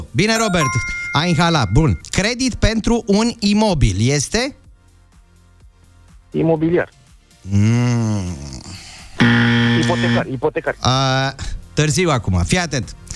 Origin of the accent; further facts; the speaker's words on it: Târgoviște, Dâmbovița County, Romania